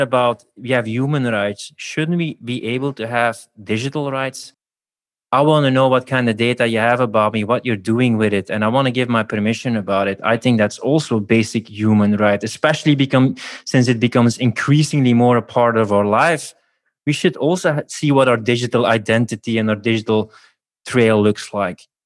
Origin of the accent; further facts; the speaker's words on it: Belgium; now in Budapest, Hungary; Belgium originally, I'll even Budapest right now